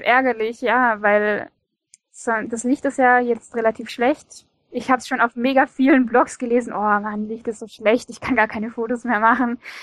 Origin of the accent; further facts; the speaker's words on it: Stuttgart, Baden-Württemberg, Germany; Ich bin aus Stuttgart und in Stuttgart.